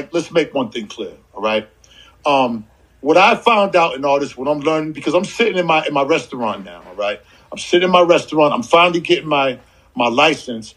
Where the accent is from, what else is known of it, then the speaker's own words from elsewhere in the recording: Boston, Massachusetts, United States; moved away; also born or lived in Atlanta; In Boston Roxbury